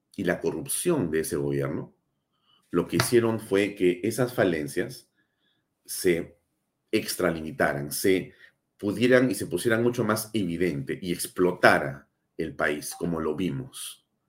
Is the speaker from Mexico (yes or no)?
no; Peru; mi país